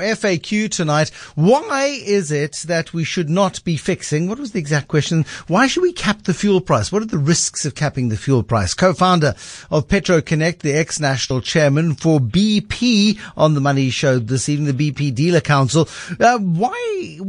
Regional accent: South Africa; But should, I mean, as South African consumers, should we be subsidizing uncompetitive newcomers, or should we be looking for the best deal?

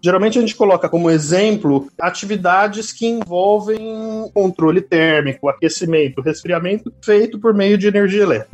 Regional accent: Guarulhos, São Paulo, Brazil; moved away as an adult; also born or lived in Piracicaba; eu sou de Guarulhos, nascido e criado em Guarulhos

